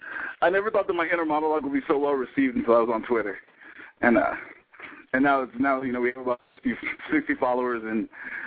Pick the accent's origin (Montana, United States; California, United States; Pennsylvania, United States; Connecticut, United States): California, United States; Long Beach; I grew up in Long Beach, and I used to sneak to Tijuana when I was 14, 15